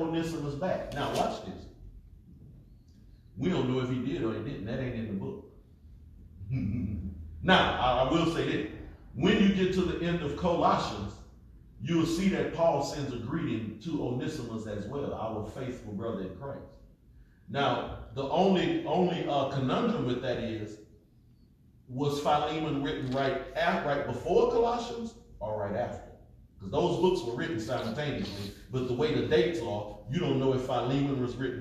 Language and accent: English; United States; we was raised in America